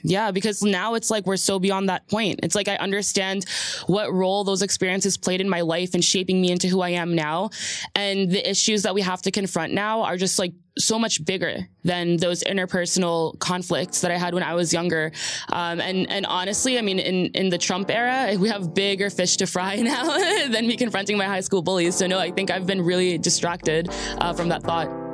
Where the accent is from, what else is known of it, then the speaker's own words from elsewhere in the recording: New Jersey, United States; also born or lived in Jordan; I'm a Jersey girl straight through. You know, there's a lot of connotation for that, what that means, you know, growing up on the Jersey shore